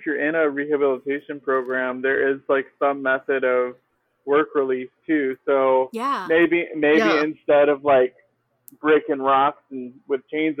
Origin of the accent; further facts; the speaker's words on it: Houston, Texas, United States; I'm in Houston, so I'm going to represent my hometown